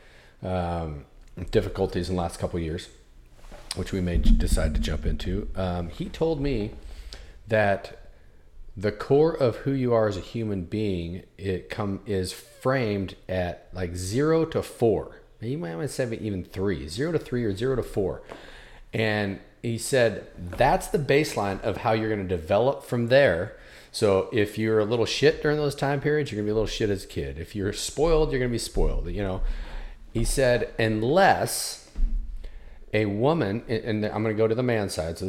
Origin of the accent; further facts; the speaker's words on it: Oregon, United States; also born or lived in Southern California; I was born in Southern California, moved to Oregon, lived there most of my life.